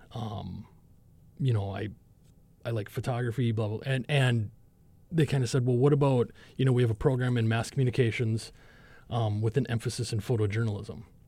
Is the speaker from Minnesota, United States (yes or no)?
yes; Minnesota, United States; moved away as an adult; where I'm from in, in Minnesota